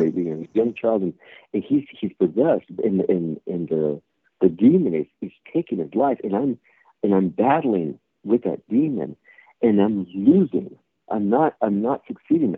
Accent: California, United States; born and raised in California

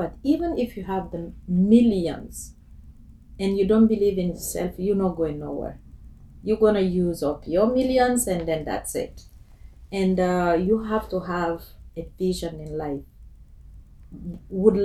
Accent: Guinea; moved away as an adult; now in Toronto, Canada; I'm from Guinea, West Africa. Born and raised there, and I came to Canada 13 years ago

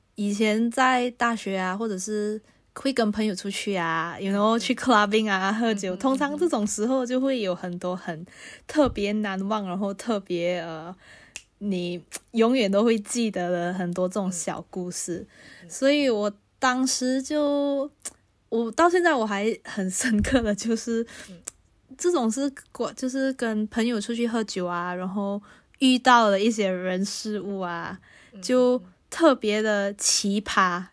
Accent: Malaysia; moved away as an adult; now in Paris, France; 我是马来西亚人，那我要有马来西亚的银行户口

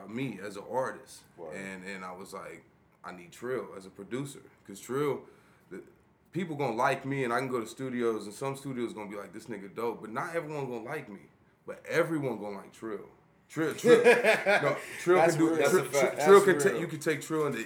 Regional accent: Towanda, Kansas, United States; also born or lived in Wichita, Kansas; I was born in Wichita, but I grew up in Towanda, Kansas.

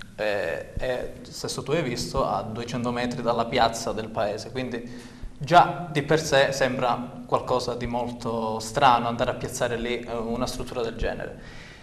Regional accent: Santa Sofia d'Epiro, Calabria, Italy; un paese come Santa Sofia dove io comunque ci abito da, da parecchi anni oramai, voglio dire, ci sono nato, ci sono cresciuto

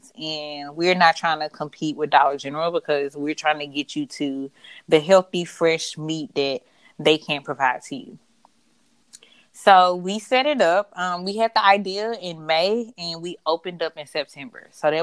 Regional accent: Utica, Mississippi, United States; moved away as an adult; now in New Jersey, United States; We were born and raised in Mississippi, and we have lived in Utica majority of our life. I only moved here after, you know, graduation.

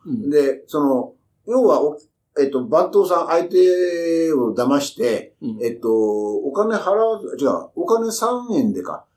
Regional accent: Kyushu, Japan; moved away; 僕はあの、もともと九州の出身だから

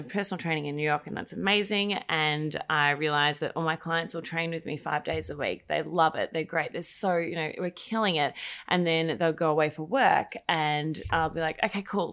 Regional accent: Australia; moved away as an adult; now in United States; I'm Australian, in case you can't tell by my very subtle accent.

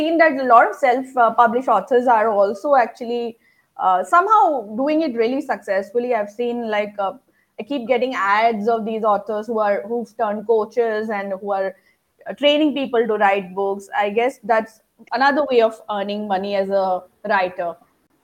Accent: Assam, India; I'm from Assam, which is supposed to be famous for tea

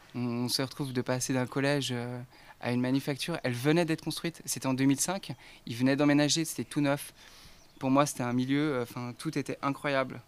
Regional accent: Archamps, Auvergne-Rhône-Alpes, France; je viens d'Archamps en Haute-Savoie

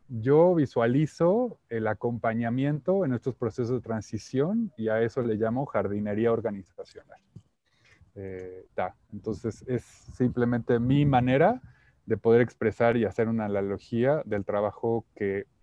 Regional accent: Mexico; Eh, yo soy, bueno, por mi nombre … soy mexicano-inglés.

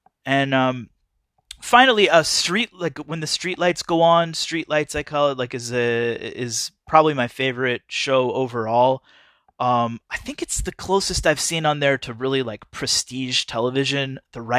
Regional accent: Midwest, United States; So it takes place in the mid 90s in the Midwest, and I grew up in the Midwest, and I'm old enough to remember the 90s.

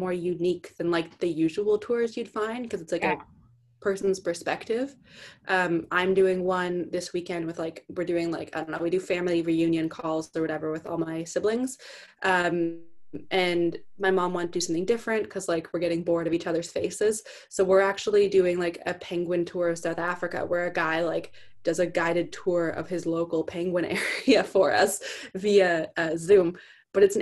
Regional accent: Canada; accent: heavy O when I say sorry; also born or lived in East Coast of Canada; I'm from Canada

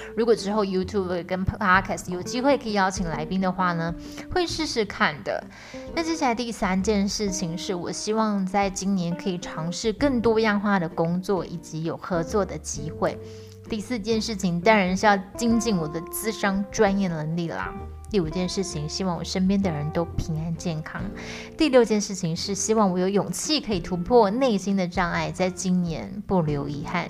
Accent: Tainan, Taiwan; also born or lived in Kaohsiung; 我就是不想要离开台南我可爱的小窝

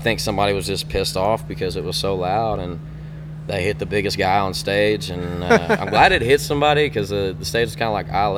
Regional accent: Stockdale, Texas, United States; I'm from Stockdale, Texas

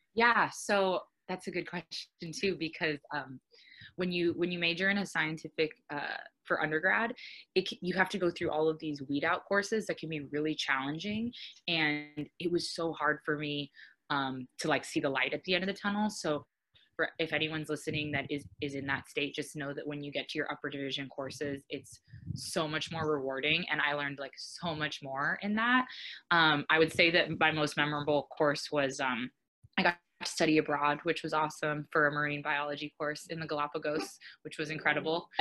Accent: Arizona, United States; now in Oahu, United States; I'm originally from Arizona and I've been living here for a handful of years.

